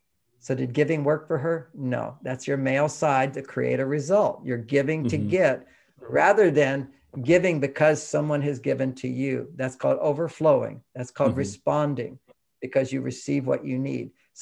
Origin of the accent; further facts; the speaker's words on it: Houston, Texas, United States; You know, when I grew up in Houston, everybody had an LA accent in Houston because we all watched TV, and TV was from LA.